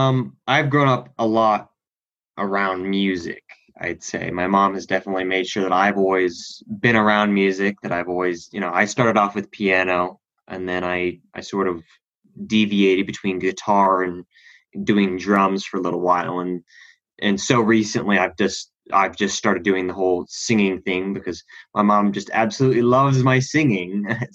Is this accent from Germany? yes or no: no; Australia; now in United States; Well, originally, I'm actually from Australia. I have dual citizenship.